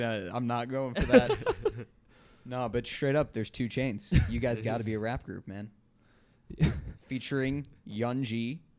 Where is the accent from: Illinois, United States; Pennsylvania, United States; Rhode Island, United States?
Illinois, United States; Chicago; I'm from Chicago land area too.